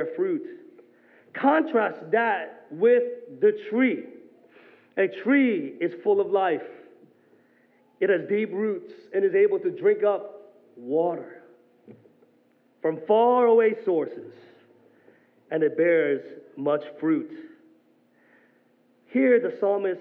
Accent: South Korea; moved away; growing up in Korea and actually seeing this in the countryside

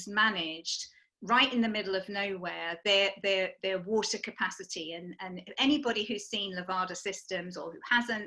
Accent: United Kingdom; I am from the United Kingdom

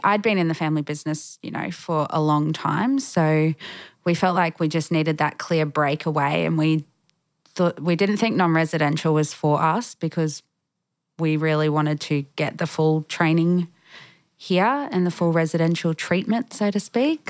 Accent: Brisbane, Queensland, Australia; moved away as an adult; born and bred in Brisbane, so yep. I lived there all my life

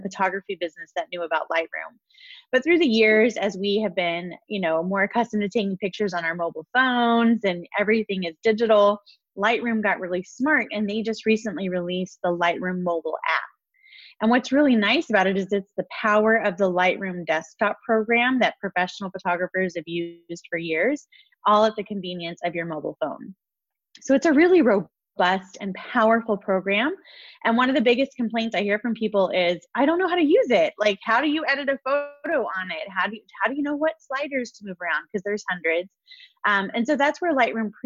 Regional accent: Texas, United States; moved away as an adult; also born or lived in California; I grew up in Texas

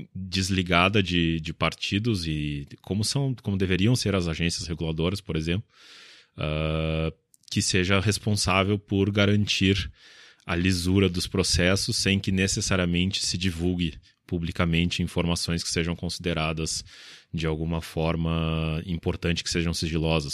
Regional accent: Porto Alegre, Rio Grande do Sul, Brazil; eu sou de Porto Alegre

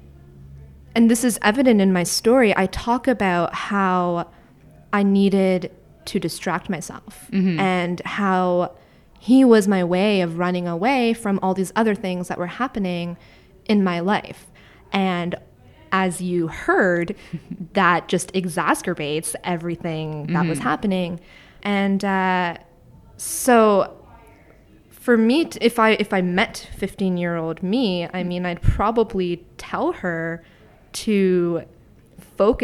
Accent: Niagara-on-the-Lake, Ontario, Canada; now in Toronto, Canada; my hometown of Niagara on the lake

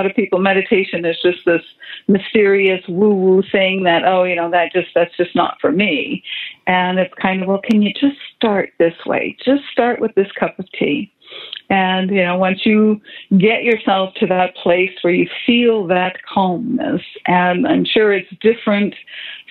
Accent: Canada; moved away as an adult; now in United States; as a Canadian girl, I grew up my whole life drinking tea

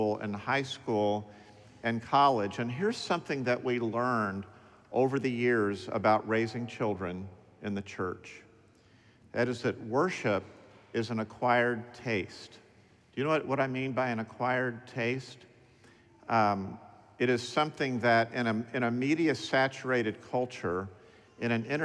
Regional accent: Dallas, Texas, United States; When I was growing up in Dallas between ages 5 and 10

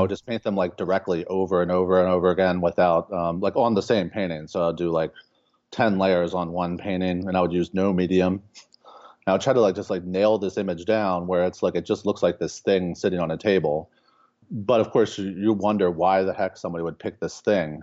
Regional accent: Baltimore, Maryland, United States; moved away as an adult; now in Lincoln, Nebraska, United States; I grew up in, uh, in Baltimore.

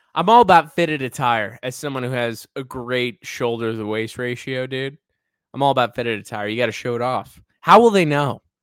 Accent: the West, United States; we are from the West

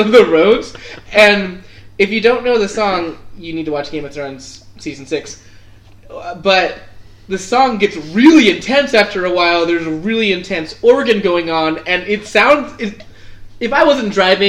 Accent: Arizona, United States; We're from Arizona. We don't see that much rain

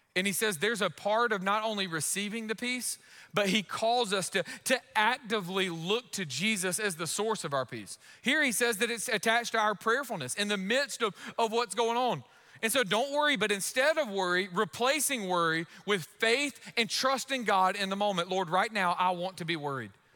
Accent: United States; as an American

